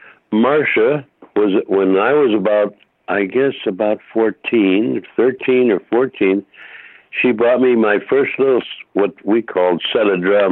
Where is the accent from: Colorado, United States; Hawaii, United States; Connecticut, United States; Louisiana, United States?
Connecticut, United States; Hartford; also born or lived in Holyoke, Massachusetts; now in Los Angeles, United States; as I grew up in Hartford, and I was in high school.